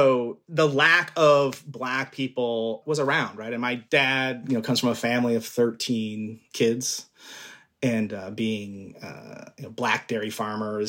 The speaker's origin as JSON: {"language": "English", "town": "Glendale", "region": "Arizona", "country": "United States", "moved": "as an adult", "lives_now": "Chicago, United States", "said": "I'm from Glendale, Arizona, Maricopa County, Phoenix, Arizona"}